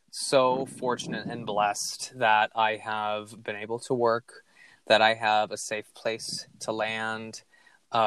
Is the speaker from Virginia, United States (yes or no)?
no; Minneapolis, Minnesota, United States; Minneapolis, my hometown